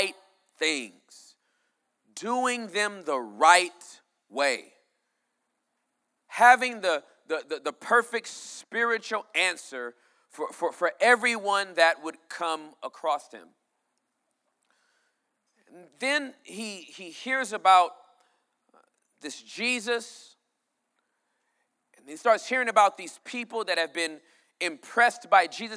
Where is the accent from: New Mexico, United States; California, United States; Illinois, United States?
California, United States; I was born and raised in California.